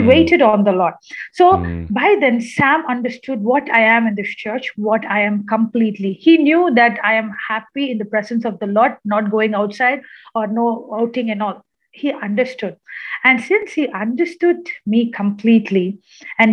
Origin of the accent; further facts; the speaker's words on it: Kerala, India; now in Chennai, India; I am from Kerala